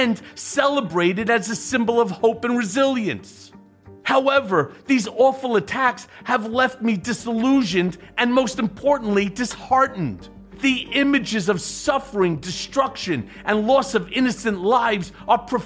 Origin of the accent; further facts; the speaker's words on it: United States; Not as a Jew, not as an American.